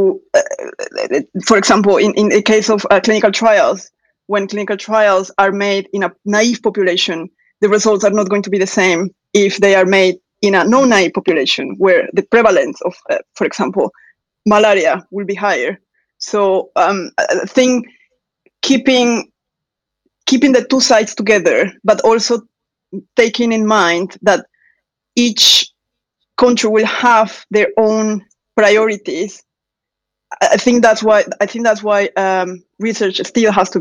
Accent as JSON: {"language": "English", "country": "Mexico", "also_born_or_lived": "Mexico City, Mexico", "moved": "as an adult", "lives_now": "Birmingham, United Kingdom", "said": "I'm talking from Mexico"}